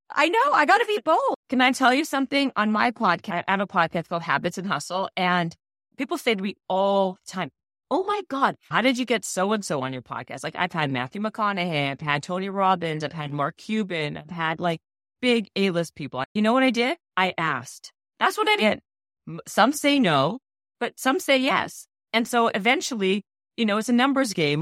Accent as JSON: {"language": "English", "town": "Winnipeg", "region": "Manitoba", "country": "Canada", "moved": "yes", "said": "I'm Canadian and I was from Winnipeg, living in Winnipeg"}